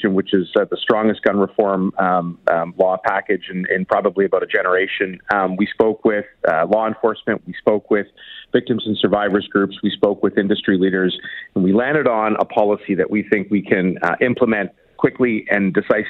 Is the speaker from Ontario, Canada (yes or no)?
yes; Toronto, Ontario, Canada; the Danforth shooting in my hometown